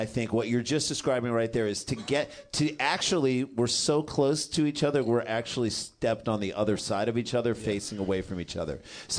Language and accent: English; St. Louis, Missouri, United States; moved away; We grew up in St. Louis